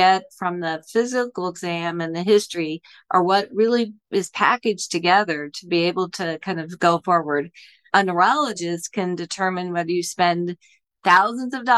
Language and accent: English; Indianapolis, Indiana, United States; now in Buffalo, United States; I grew up in Indiana, and my father is a physician